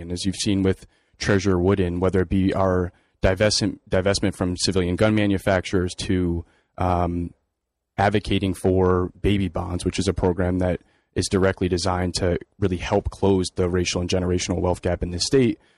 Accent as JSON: {"language": "English", "town": "New Haven", "region": "Connecticut", "country": "United States", "tie": "born or raised there", "said": "I grew up here in New Haven, working in my parents' small convenience store on Congress Avenue in New Haven"}